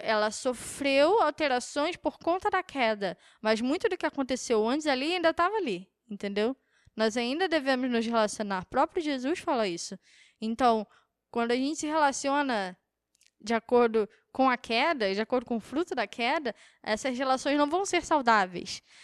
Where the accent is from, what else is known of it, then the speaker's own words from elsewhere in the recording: Brazil; como brasileiro